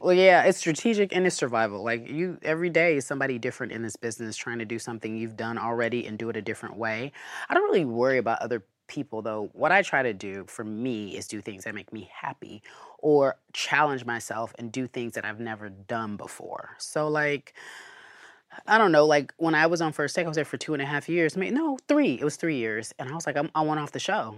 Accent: Pasadena, California, United States; So, we moved to Pasadena after, you know, a little bit of rigmarole, and then I grew up in Pasadena

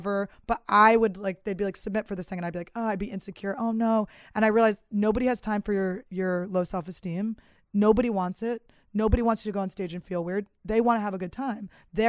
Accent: Philadelphia, Pennsylvania, United States; I'm from Philly.

